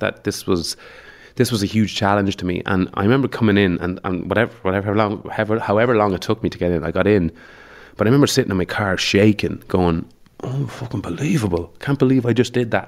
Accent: Mullingar, Westmeath, Ireland; moved away as an adult; also born or lived in Dublin; I'm from Mullingar

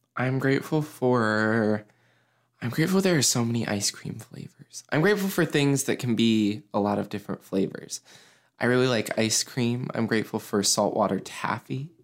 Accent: Mason, United States; I'm grateful for lots of things in my hometown

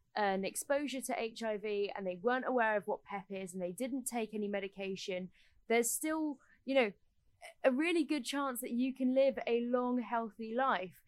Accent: United Kingdom; we are British

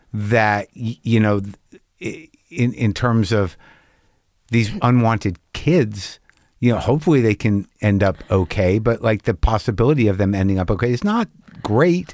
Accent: New Mexico, United States; I grew up in New Mexico, and people live up in Taos

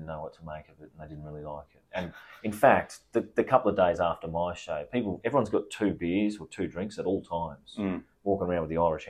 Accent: Queensland, Australia; I sound just like these arseholes. I talk like this. I'm from Queensland.

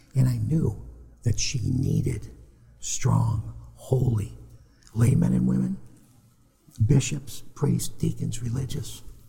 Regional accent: Massachusetts, United States; also born or lived in Virginia / Steubenville, Ohio; now in Tyler, Texas, United States; even though we raised our kids in Virginia, um, I grew up in Massachusetts

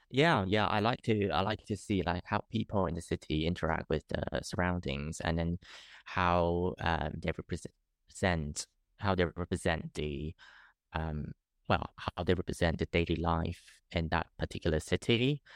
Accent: Taipei, Taiwan; moved away as an adult; now in London, United Kingdom; growing up in Taipei, I, I'm quite used to it

